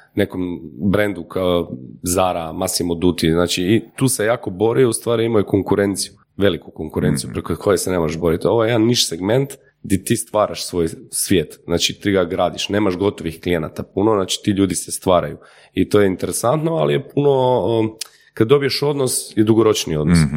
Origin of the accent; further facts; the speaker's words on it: Croatia; kod nas u Hrvatskoj